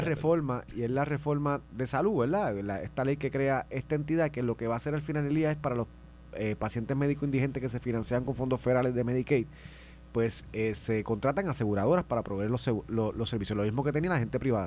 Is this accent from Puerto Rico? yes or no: yes; Vega Baja, Puerto Rico; Yo llegué a ir al CDT de Vega Baja